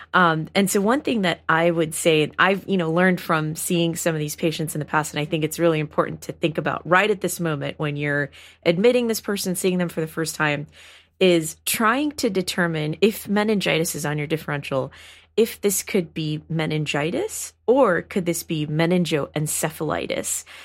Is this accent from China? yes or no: no; Houston, Texas, United States; I grew up in Houston, Texas